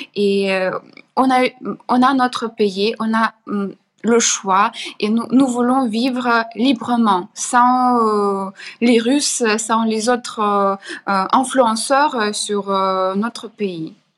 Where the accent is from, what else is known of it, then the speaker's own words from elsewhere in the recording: Chernihiv, Chernihiv Oblast, Ukraine; French is a second language; moved away; Ma ville natale, c'est Chernigov, C'est une hmm. ville au nord, d'Ukraine